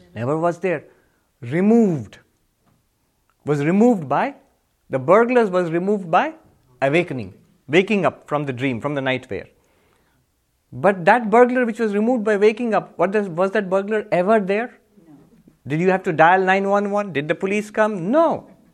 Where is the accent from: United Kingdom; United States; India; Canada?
India; I'm Indian